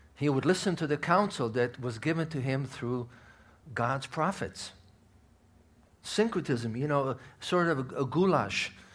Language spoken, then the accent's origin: English; Israel; moved away; I'm from Israel